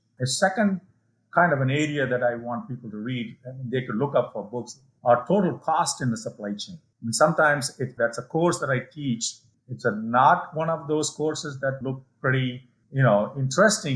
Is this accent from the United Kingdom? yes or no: no; India; moved away; my hometown now in India, where I grew up